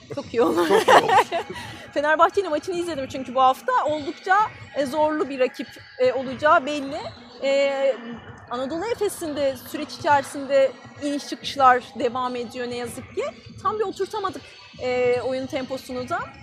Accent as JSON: {"language": "Turkish", "region": "Erzincan", "country": "Turkey"}